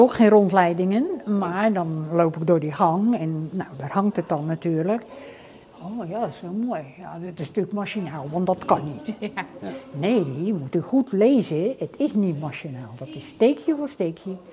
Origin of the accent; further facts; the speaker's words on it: Schouwen-Duiveland, Zeeland, Netherlands; ik kom dan wel van Schouwen-Duiveland